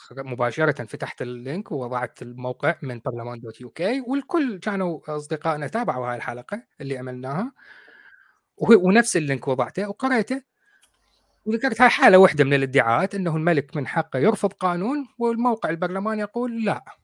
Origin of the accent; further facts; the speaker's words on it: Iraq; now in United Kingdom; احنا بالعراق نسميها شمبارات ما اعرف بالمصري